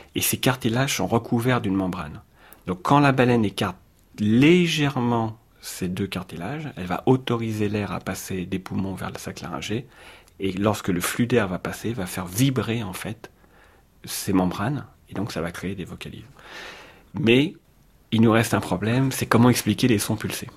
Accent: Paris, Île-de-France, France; je suis parisien

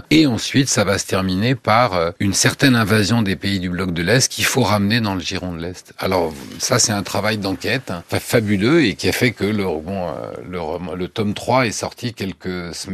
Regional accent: United States; French is a second language; je me retrouve en tant qu'américain aussi dans la peau d'un Allemand démocrate

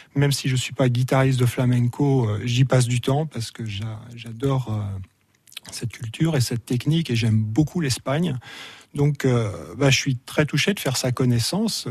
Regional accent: Burgundy, Bourgogne-Franche-Comté, France; moved away as an adult; also born or lived in Paris / California; now in Avallon, France; j'ai grandi en Bourgogne

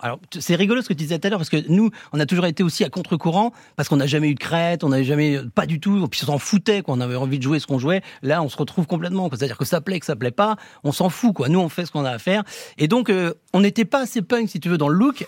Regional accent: Saint-Brieuc, Brittany, France; moved away; also born or lived in Rennes; Moi, je suis de Saint-Brieuc à la base, et on se retrouve à Rennes.

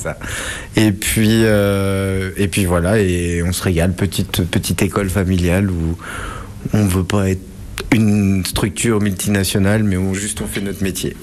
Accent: Saint-Lô, Normandy, France; Je suis né en Normandie, à Saint-Lô

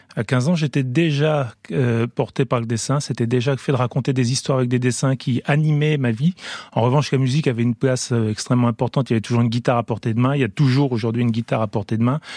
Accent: France; j'ai grandi quand même en France

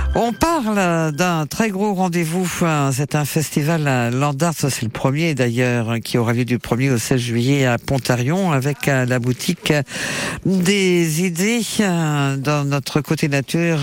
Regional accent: Creuse, Nouvelle-Aquitaine, France; chez nous en Creuse

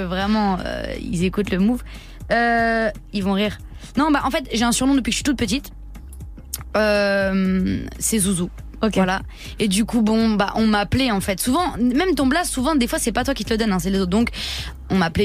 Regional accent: Le Mée-sur-Seine, Île-de-France, France; je viens du Mai-sur-Seine, dans le 77 en Seine-et-Marne

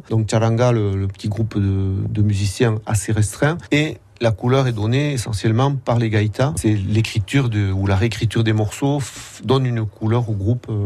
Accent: Nouvelle-Aquitaine, France; En gros, c'est quand même le, Pays Basque.

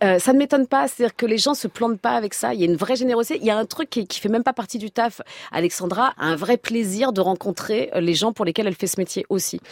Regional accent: Senlis, Hauts-de-France, France; je viens de Senlis dans l'Oise

